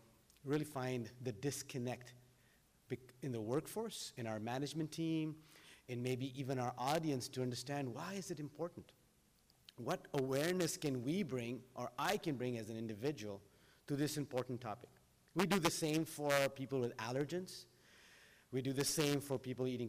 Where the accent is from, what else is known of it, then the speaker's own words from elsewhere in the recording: Doha, Qatar; now in United States; as I grew up in Doha